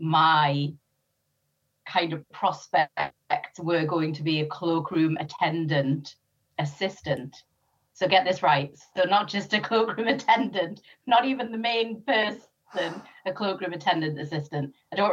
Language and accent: English; North East England, United Kingdom; born or raised there; also born or lived in Sri Lanka / Germany